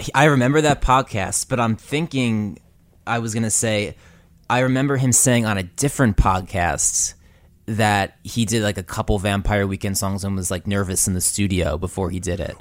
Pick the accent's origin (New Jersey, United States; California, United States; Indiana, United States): New Jersey, United States; Woodbridge; I'm from Central Jersey also